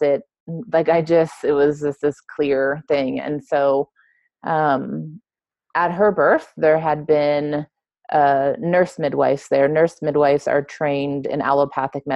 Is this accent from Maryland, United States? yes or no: no; Los Angeles, California, United States; moved away as an adult; also born or lived in Mexico; I grew up in LA. I grew up in Southern California, and I grew up in close proximity to the border with Mexico.